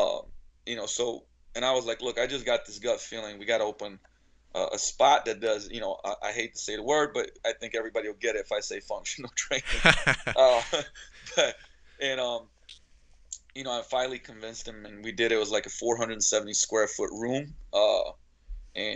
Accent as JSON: {"language": "English", "country": "Slovenia", "tie": "born or raised there", "moved": "yes", "lives_now": "Seattle, United States", "said": "I was born and raised in Slovenia. Actually, back then it was still Yugoslavia"}